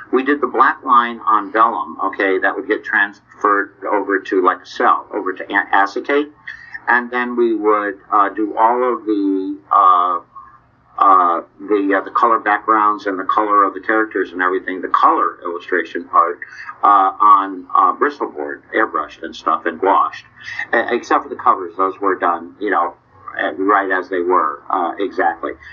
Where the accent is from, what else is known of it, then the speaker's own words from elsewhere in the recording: New England, United States; now in Nashville, United States; I was originally from New England. I live in Nashville now